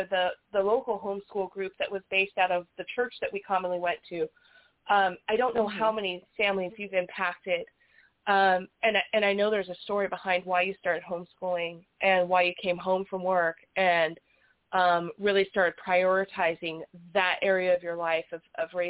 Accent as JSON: {"language": "English", "town": "Las Vegas", "region": "Nevada", "country": "United States", "tie": "born or raised there", "said": "I was born and raised in Vegas"}